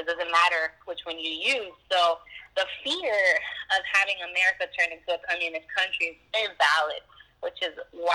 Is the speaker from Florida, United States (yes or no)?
yes; Miami, Florida, United States; also born or lived in Tallahassee; I am the first American born in my family. I grew up in Miami